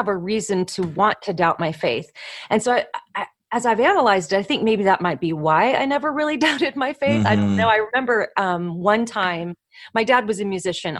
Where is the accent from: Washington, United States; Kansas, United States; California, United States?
California, United States; Southern; now in Tennessee, United States; I grew up in Southern California